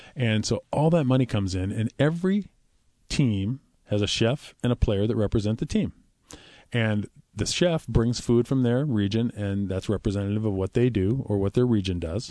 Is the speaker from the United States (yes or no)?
yes; Bellevue, Washington, United States; I was living in the Seattle area in, in Bellevue